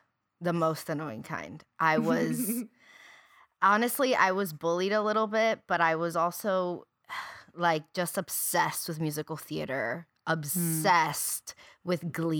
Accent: Puerto Rico; because I grew up in Puerto Rico. I went to school in Puerto Rico, and I knew nothing.

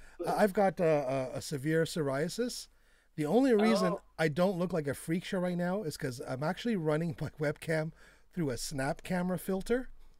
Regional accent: Canada; I'm Canadian.

